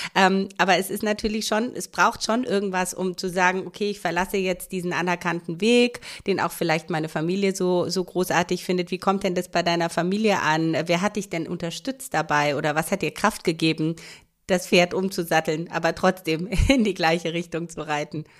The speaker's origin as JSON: {"language": "German", "country": "Romania", "moved": "yes", "lives_now": "Germany", "said": "Ich komme nur aus Rumänien."}